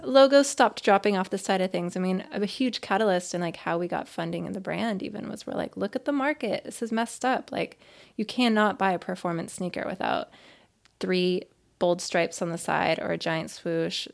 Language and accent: English; Oregon, United States; moved away as an adult; now in Boston, United States; I have been living in Boston for I don't know, thirteen years, a little more than thirteen years now, but I'm from Oregon